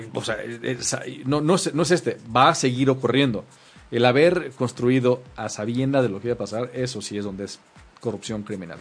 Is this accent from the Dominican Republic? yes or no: no; Mexico; somos mexicanos